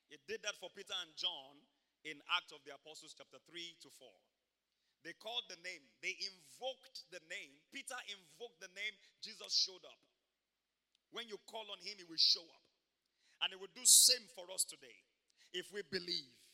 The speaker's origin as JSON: {"language": "English", "town": "Ibadan", "region": "Oyo", "country": "Nigeria", "tie": "born or raised there", "moved": "yes", "said": "I grew up in Mokola, Mokola, Mokola"}